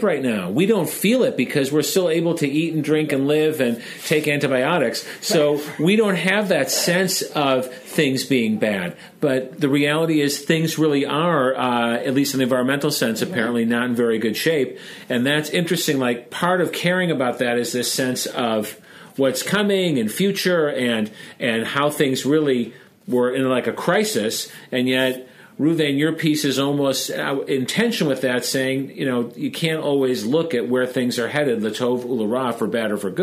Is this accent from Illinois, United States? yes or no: yes; Chicago, Illinois, United States; As a Chicagoan, I pronounce it drar